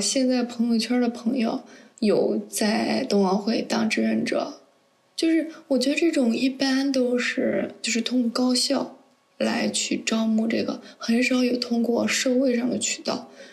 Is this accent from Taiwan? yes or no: no; northern China, China; moved away as an adult; 因为我是北方人嘛，然后也，大学也在北方